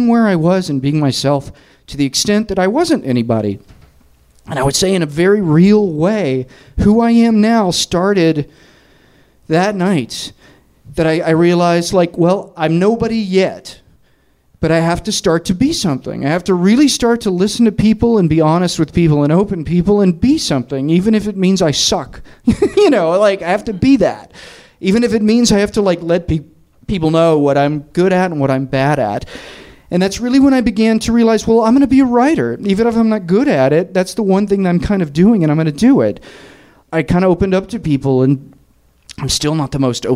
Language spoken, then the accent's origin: English; Tennessee, United States; moved away as an adult; also born or lived in New York; I'm from Tennessee.